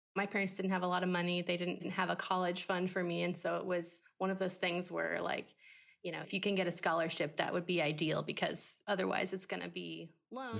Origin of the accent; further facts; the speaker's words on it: Arkansas, United States; moved away as an adult; also born or lived in Boston / Los Angeles; now in Tennessee, United States; I could have gone to college in my home state, which is Arkansas